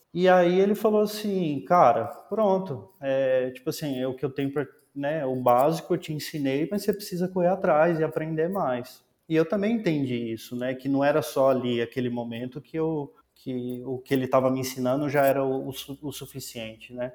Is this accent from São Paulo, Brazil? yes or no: no; Planaltina, Federal District, Brazil; eu sou nascido em Brasília, nasci é, numa cidade chamada Planaltina DF